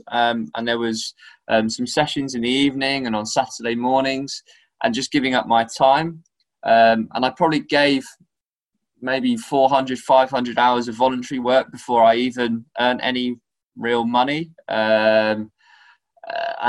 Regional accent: Norwich, East of England, United Kingdom; moved away; I'm originally from Norwich, and I was involved in doing camps with Norwich and playing for some grassroots teams

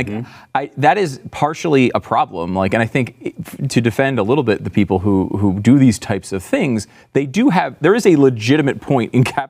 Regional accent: Northeast, United States; I grew up in the Northeast

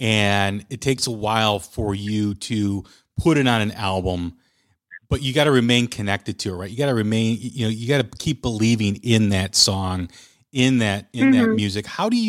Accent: Chicago, Illinois, United States; I'm from Chicago, so we always like to needle our Wisconsin neighbors from being up north

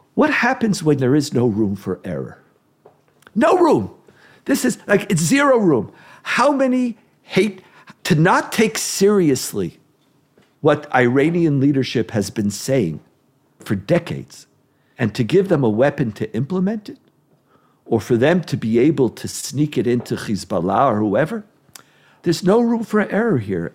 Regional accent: Israel; I grew up in Israel where existential threats were part of what we lived with all the time

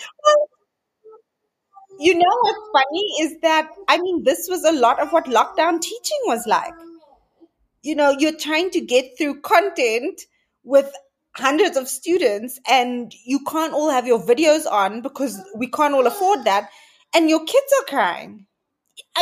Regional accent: Cape Town, Western Cape, South Africa; I grew up in Cape Town in a quite traditional colored home.

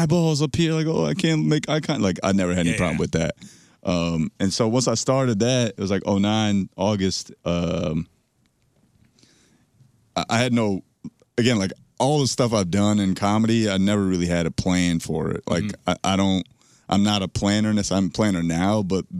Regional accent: Parsippany, New Jersey, United States; I was born and raised in Jersey, but my parents landed in Newark

